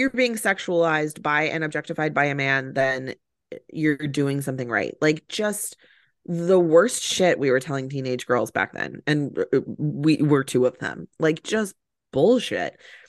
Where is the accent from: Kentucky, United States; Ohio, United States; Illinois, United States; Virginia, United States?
Illinois, United States; Chicago